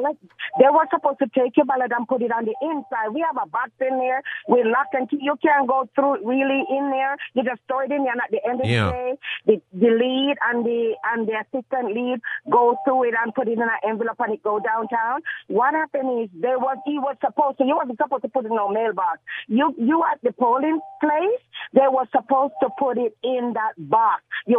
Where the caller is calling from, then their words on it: Gardena, California, United States; I'm calling from Compton. I'm Gardena, really.